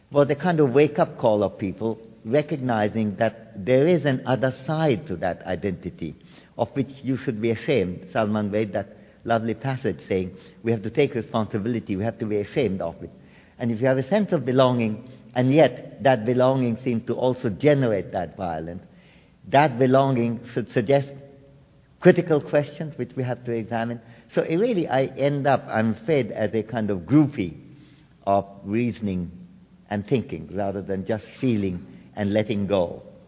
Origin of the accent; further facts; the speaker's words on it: Kolkata, West Bengal, India; moved away; I come from Calcutta